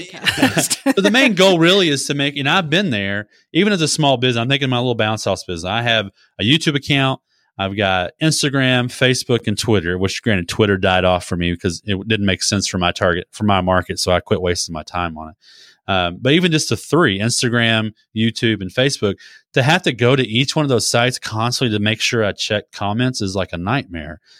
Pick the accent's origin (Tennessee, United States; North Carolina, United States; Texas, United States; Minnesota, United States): Texas, United States; as a kid growing up in Texas, we had a peach grove